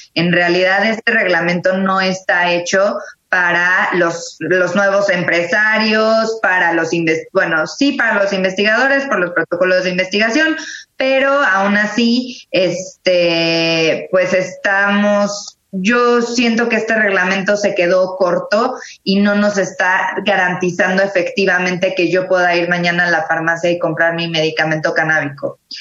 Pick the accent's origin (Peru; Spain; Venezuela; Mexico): Mexico; como mexicanos, como abogados